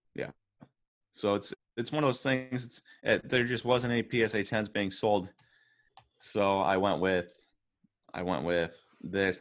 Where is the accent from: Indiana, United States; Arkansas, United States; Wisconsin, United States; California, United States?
Wisconsin, United States; we're from Wisconsin